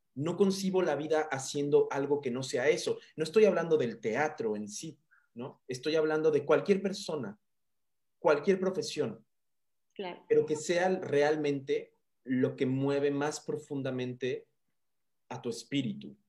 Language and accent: Spanish; Mérida, Yucatán, Mexico; moved away; yo crecí en Mérida, viví muchos años en Mérida, mi niñez, mi primera niñez la viví en Mérida, Yucatán